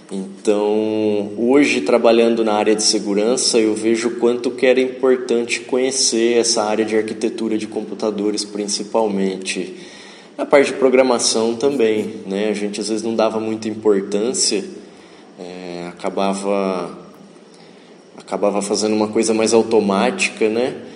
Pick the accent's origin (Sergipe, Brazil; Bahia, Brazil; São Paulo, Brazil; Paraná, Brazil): São Paulo, Brazil; Tupã; moved away as an adult; now in Ourinhos, Brazil; eu vim de Tupã para cá, minha família é de lá, ainda moram lá. E eu vim em 2000 para cá para estudar na FATEC.